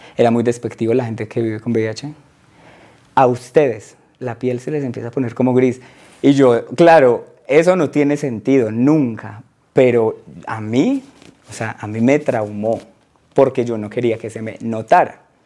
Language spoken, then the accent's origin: Spanish; Aguadas, Caldas, Colombia; moved away as an adult; also born or lived in Manizales / Soacha; now in Bogotá, Colombia; yo crecí en Aguadas